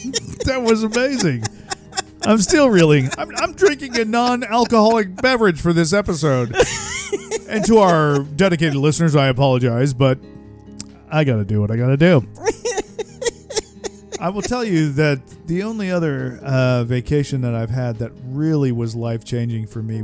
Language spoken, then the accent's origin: English; Florida, United States; moved away; also born or lived in Texas; I grew up in Florida, and then moved to Texas